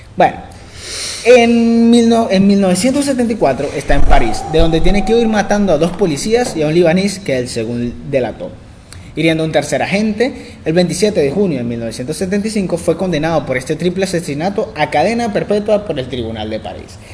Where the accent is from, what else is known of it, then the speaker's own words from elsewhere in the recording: Valencia, Carabobo, Venezuela; somos de Valencia, Estado Carabobo, Venezuela